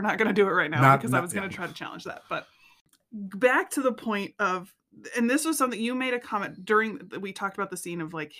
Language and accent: English; United States; I'm from the Springs.